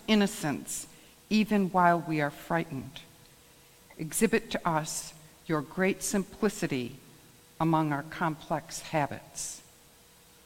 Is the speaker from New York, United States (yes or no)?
yes; Rome, New York, United States; I grew up in the Rome community.